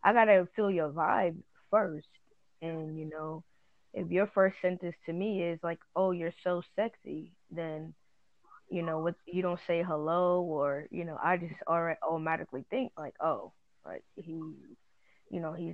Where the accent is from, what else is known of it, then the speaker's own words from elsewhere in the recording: Long Island, New York, United States; I'm from Long Island